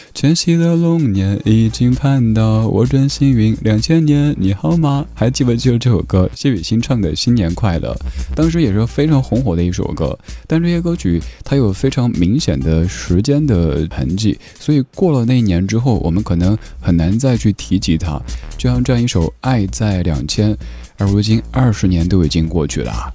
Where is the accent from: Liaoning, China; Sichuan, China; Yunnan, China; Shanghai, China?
Sichuan, China; Chengdu; 我家乡成都